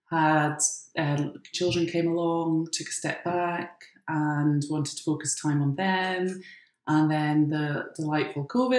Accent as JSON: {"language": "English", "town": "Doncaster", "region": "Yorkshire and the Humber", "country": "United Kingdom", "said": "I'm from Doncaster."}